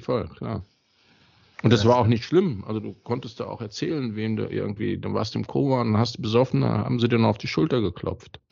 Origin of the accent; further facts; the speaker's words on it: Darmstadt, Hesse, Germany; uns People aus Darmstadt